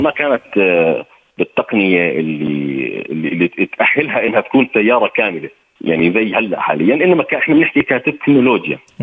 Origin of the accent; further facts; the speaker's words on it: Jordan; عندنا بالاردن هون